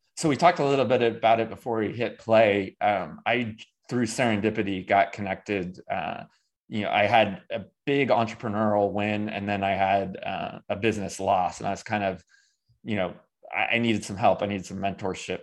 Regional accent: Davis, California, United States; now in Greensboro, United States; I grew up in Davis, California

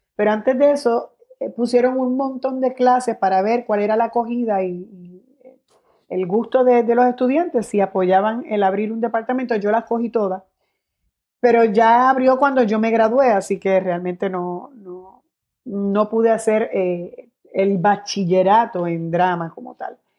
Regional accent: Guaynabo, Puerto Rico; also born or lived in San Juan (Hato Rey) / Bayamón; Sí me crié en Guaynabo, pero eh, vivo en Bayamón y soy de Bayamón

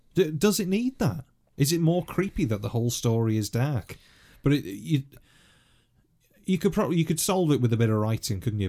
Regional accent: North Wales, United Kingdom; as a kid, obviously, growing up in North Wales

